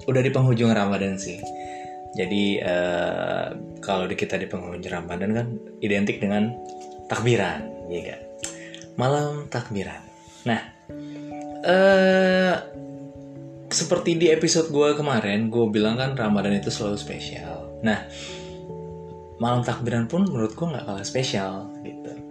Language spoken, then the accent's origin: Indonesian; Depok, West Java, Indonesia; nah kalau daerah gue daerah Depok eh, Depok kira-kira daerah eh, apa namanya Kampung Baru